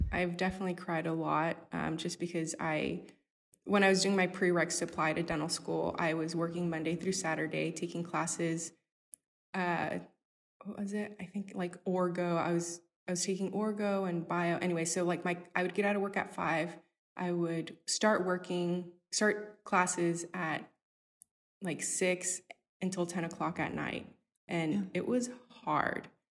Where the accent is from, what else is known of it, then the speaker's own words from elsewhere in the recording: Houston, Texas, United States; being a little Hispanic girl growing up in Acres Homes.